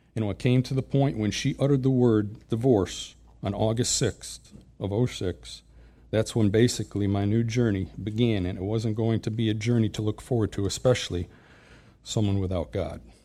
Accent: Springfield, Massachusetts, United States; moved away; I was born and raised in Springfield, Massachusetts, Western Mass

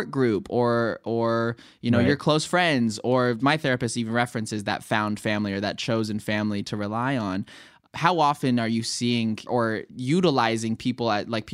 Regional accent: Los Angeles, California, United States; moved away as an adult; also born or lived in New York; growing up in Los Angeles and, you know, living with my family and turning 18, moving to New York

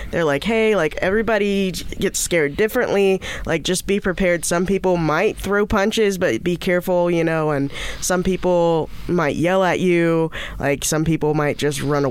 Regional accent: Indiana, United States; moved away; I'm from Indiana

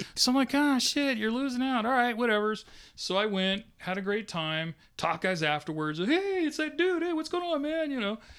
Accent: Sacramento, California, United States; growing up in Sacramento as a brown kid

